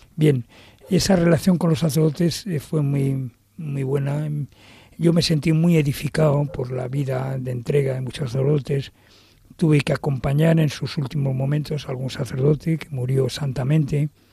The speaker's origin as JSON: {"language": "Spanish", "town": "Madrid", "region": "Community of Madrid", "country": "Spain", "tie": "born or raised there", "said": "el lugar donde yo nací, que nací en la Ronda de Atocha"}